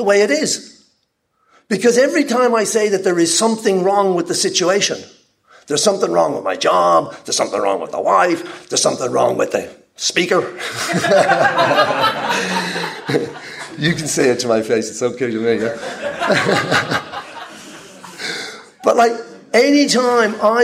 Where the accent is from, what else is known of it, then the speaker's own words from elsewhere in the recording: Ireland; moved away; also born or lived in Peru; I'm Irish, nationalized Peruvian